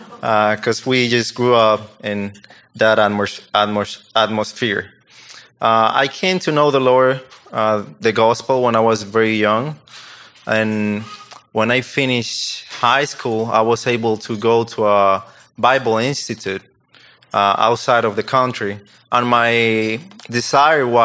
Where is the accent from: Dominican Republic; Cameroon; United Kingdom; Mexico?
Dominican Republic; English is a second language; moved away as an adult; I'm from Dominican Republic